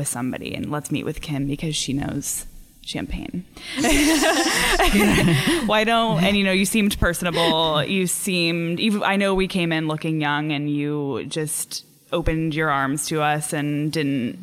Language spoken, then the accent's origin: English; Sacramento, California, United States; moved away as an adult; also born or lived in San Francisco, United States; now in Oakland, United States; I'm from the Sacramento area